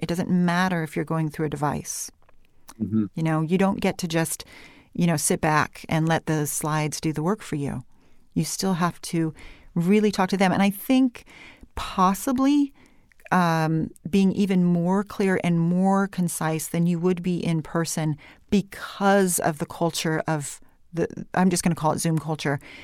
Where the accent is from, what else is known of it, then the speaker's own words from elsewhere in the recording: California, United States; I came back to California, and after a while, I thought, you know what, this is my accent. I'm going to have some vocal fry. I am going to have rising intonation, which in the corporate world we call uptalk, mm-hmm. because that's where I'm from